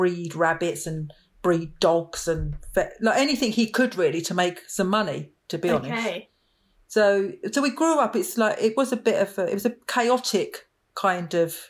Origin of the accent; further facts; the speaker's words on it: Romford, London, United Kingdom; I was born in East London, and when I was about 2 or 3, my parents moved to the leafy suburbs of Romford in Essex.